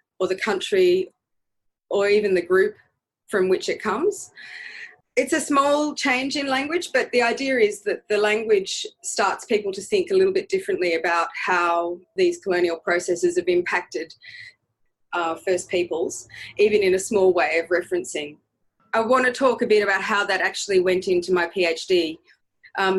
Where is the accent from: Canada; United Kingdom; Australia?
Australia; Bundjalung country, New South Wales; also born or lived in Budawang, New South Wales (ancestry); now in Sydney, Australia; I grew up mostly in Bundjalung country, so there's a song line that exists all the way up and down the coast of New South Wales